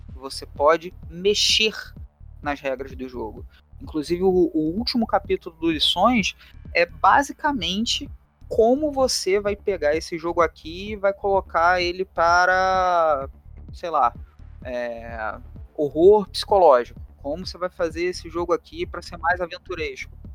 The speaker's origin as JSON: {"language": "Portuguese", "region": "Rio de Janeiro", "country": "Brazil", "accent": "carioca", "said": "eu leciono na, na rede estadual aqui no Rio de Janeiro. Meu sotaque não permite negar esse chiado"}